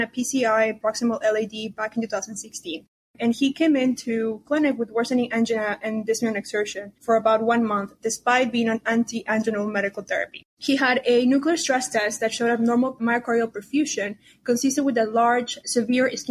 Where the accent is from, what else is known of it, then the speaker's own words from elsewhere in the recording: Peru; now in Houston, United States; I was born in Peru.